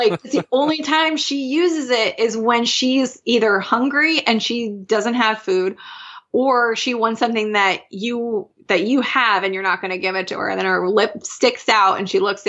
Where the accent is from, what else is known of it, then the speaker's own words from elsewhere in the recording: Philadelphia, Pennsylvania, United States; We're from Philly